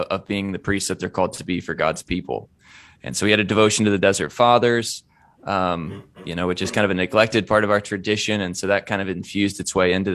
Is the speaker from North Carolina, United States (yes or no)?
no; Indiana, United States; I'm from Indiana, which is a little milder